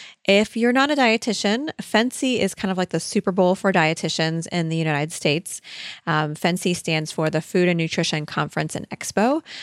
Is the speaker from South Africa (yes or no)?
no; Australia; I am Australian. I am blonde-haired and blue-eyed.